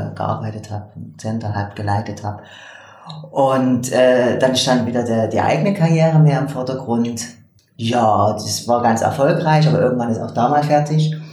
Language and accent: German; eastern Germany, Germany; moved away as an adult; also born or lived in Leipzig; now in Switzerland; ich komme aus dem Osten von Deutschland